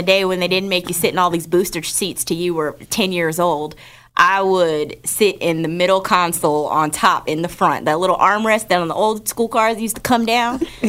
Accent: New Jersey, United States; Every Saturday, growing up in New Jersey, my Nana lived around the corner from us, and she actually lives in Atlanta now.

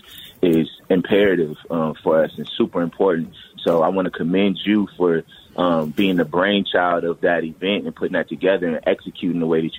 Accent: Minneapolis, Minnesota, United States; I'm from North Minneapolis

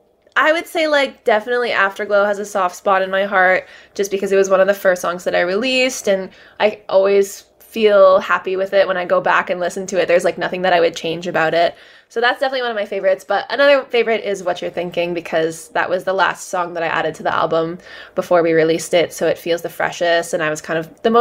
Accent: Toronto, Ontario, Canada; I'm from Canada, as you mentioned, Toronto

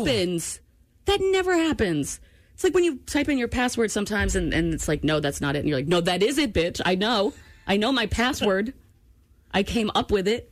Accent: Maine, United States; moved away; also born or lived in Washington State / Seattle / Georgia; I'm from Maine

